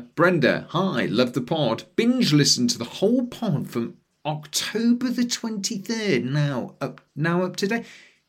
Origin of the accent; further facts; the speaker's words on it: Leeds, Yorkshire and the Humber, United Kingdom; moved away as an adult; now in Australia; I'm originally from Leeds.